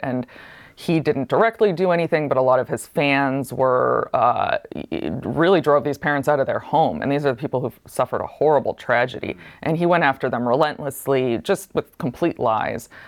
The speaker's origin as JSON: {"language": "English", "town": "Ithaca", "region": "New York", "country": "United States", "tie": "born or raised there", "said": "I grew up in Ithaca, New York, which is, like, the most hippie place you can imagine"}